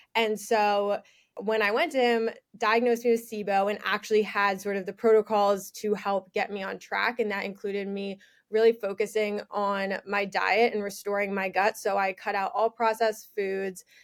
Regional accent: New York, United States; also born or lived in Michigan; I am from New York, born and raised. I'm still there right now

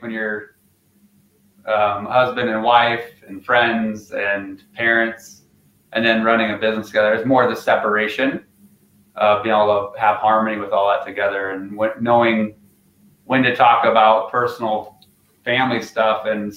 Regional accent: Craig, Colorado, United States; also born or lived in Arizona; we started in Craig, which is where I grew up

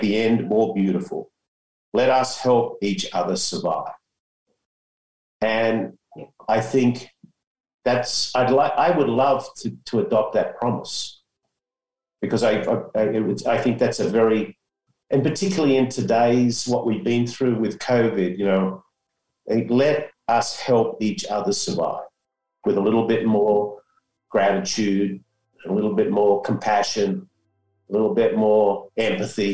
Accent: Australia; now in San Diego, United States; me being an Aussie

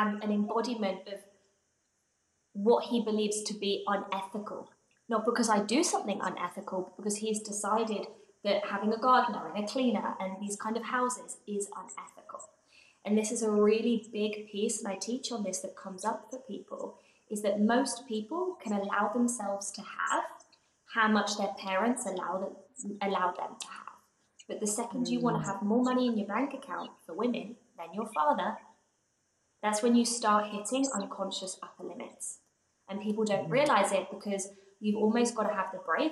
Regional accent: England, United Kingdom; my home growing up in England

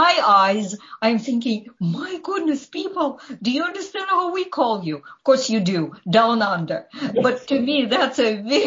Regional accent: Ukraine; first language Ukrainian; English is a second language; moved away as an adult; I was born and was growing up in the Soviet Union

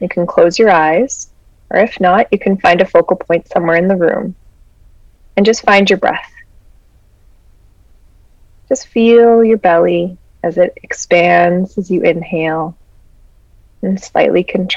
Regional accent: Peace Athabasca Delta, Northern Alberta, Canada; we come from the Peace Athabasca Delta

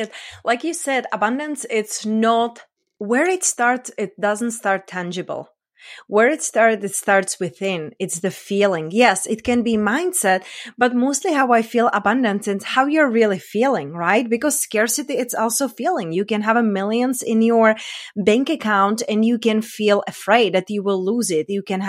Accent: Czechia

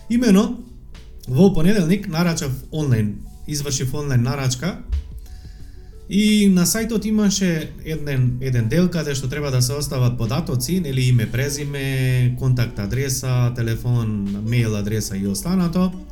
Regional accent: Tetovo, Polog, North Macedonia; accent: Tetovo dialect; Зборам на Тетовски сега, бидејќи живеам, нели, и сум од Тетово.

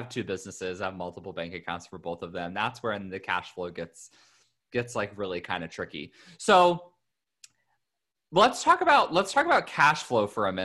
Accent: Indiana, United States; now in California, United States; Indiana, my home state, but I'm here in California.

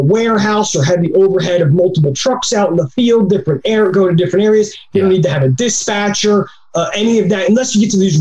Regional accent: New Jersey, United States; I'm from South Jersey

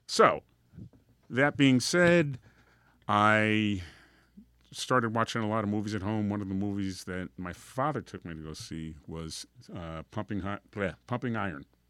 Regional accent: Union Township, New Jersey, United States; accent: Guido; I grew up in Union Township, which is up north. That's where I got my Guido accent from

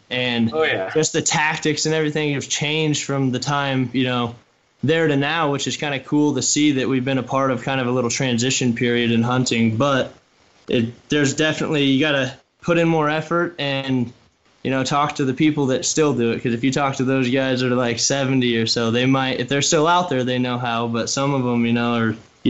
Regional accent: Oregon, United States; my home state of Oregon

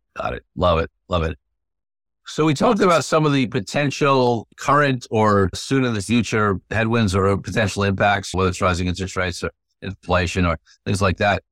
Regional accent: New York City, New York, United States; also born or lived in Manhattan; I grew up in New York City, right? In Brooklyn originally, lived in Manhattan, was born in the sixties.

